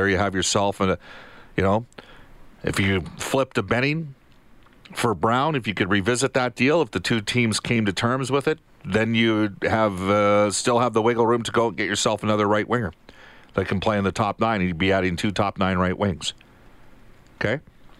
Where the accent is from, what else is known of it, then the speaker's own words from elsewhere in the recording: Fultonville, Alberta, Canada; I grew up in Fultonville